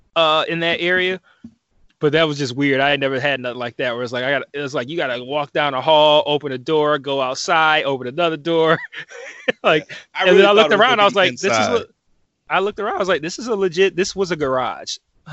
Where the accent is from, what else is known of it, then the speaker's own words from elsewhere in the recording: Detroit, Michigan, United States; hey man, hey, I'm in town from Detroit. I heard a lot about this place.